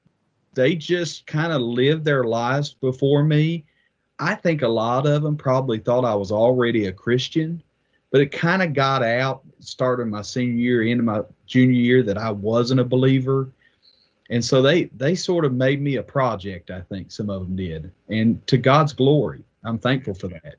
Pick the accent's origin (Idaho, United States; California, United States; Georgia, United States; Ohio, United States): Ohio, United States; Wheelersburg; I was born in Ohio, actually, and my folks lived in southern Ohio, a place called Wheelersburg, Scioto County down there